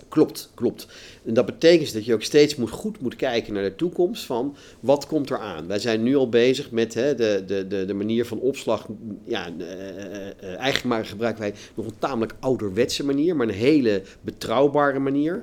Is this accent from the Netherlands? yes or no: yes; Netherlands; wij in Nederland